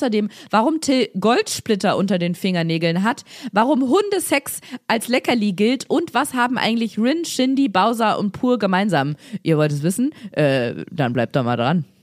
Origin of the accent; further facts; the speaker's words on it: Cologne, North Rhine-Westphalia, Germany; ich vermisse, ich vermisse meine alte Heimat.